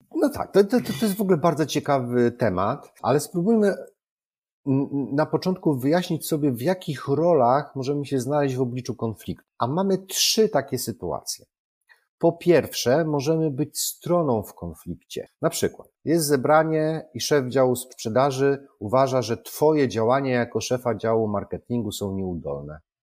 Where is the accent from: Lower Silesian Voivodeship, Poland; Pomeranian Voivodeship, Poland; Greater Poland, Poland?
Lower Silesian Voivodeship, Poland; Wrocław; Jestem z Wrocławia